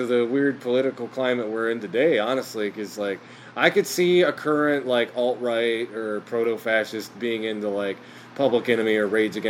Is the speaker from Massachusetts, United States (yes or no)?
no; Kalamazoo, Michigan, United States; I'm from Michigan. It's like, Michigan? It's like, what part of Michigan? I'm like, Kalamazoo, Michigan.